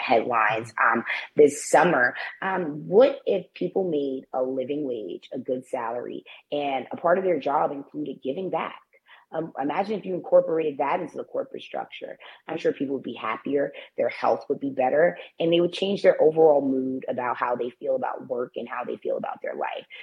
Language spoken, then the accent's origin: English; New York City, New York, United States; I was born in the Bronx. Um, I still choose to reside here. Uh, I, I, grew up in the nation's poorest congressional district